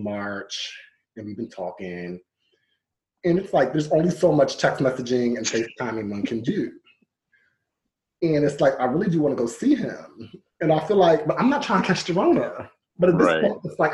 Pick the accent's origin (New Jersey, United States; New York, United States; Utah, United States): New Jersey, United States; growing up in South Jersey